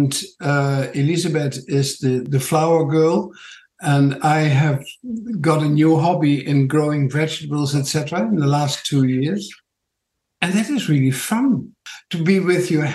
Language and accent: English; Netherlands; accent: Dutch; English is a second language; moved away as an adult; now in Tauranga, New Zealand; My funny accent is from Holland